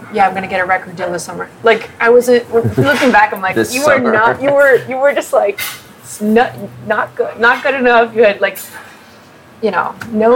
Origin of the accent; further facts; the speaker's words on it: Huntington, West Virginia, United States; also born or lived in Philadelphia, Pennsylvania; now in Phoenixville, United States; I grew up in West Virginia.